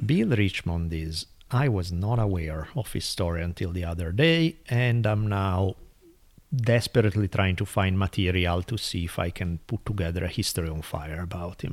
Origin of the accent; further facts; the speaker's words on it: Italy; moved away; growing up in Italy